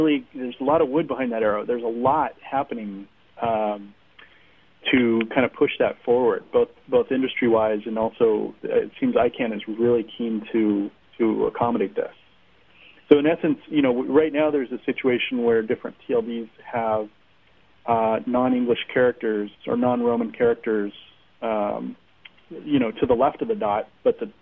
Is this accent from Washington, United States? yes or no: yes; Seattle, Washington, United States; I'm from Seattle